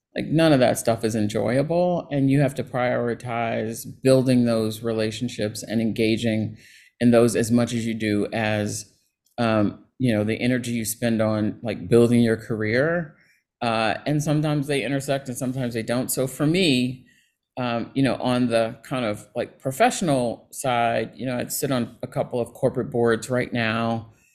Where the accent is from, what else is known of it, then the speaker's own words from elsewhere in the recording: Cincinnati, Ohio, United States; moved away; I grew up in Ohio in Cincinnati